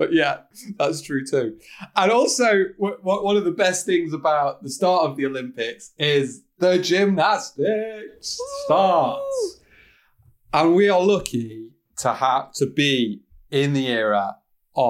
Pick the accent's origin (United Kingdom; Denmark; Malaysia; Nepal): United Kingdom; I am British